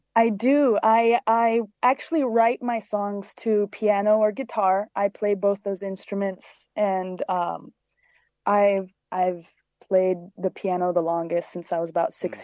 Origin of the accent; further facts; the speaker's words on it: Cyprus; moved away as an adult; also born or lived in London, United Kingdom; now in Los Angeles, United States; I was born in London, and I grew up on an island called Cyprus in the Mediterranean, and I moved to Los Angeles in 2016